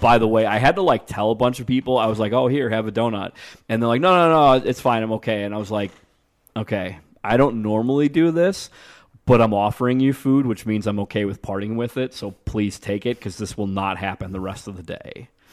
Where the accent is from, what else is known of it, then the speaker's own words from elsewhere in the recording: Niles, Illinois, United States; I'm from Niles, which touches Chicago